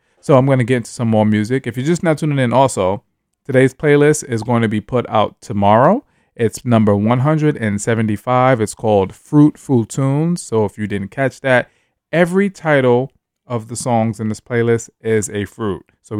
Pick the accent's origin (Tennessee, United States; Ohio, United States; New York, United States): New York, United States; moved away as an adult; now in San Francisco, United States; I was born and raised in New York, which is the East Coast. Came to San Francisco, went to the Bay Area 5 years ago